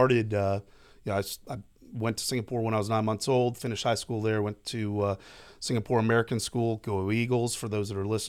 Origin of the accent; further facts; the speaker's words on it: Canada; as a Canadian, I didn't spend a whole lot of time there either.